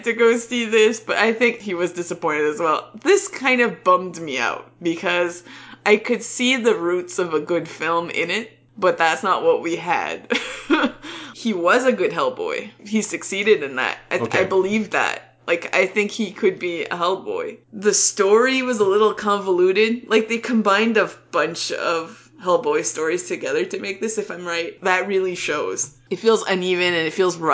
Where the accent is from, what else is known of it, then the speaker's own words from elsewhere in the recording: Canada; as a Canadian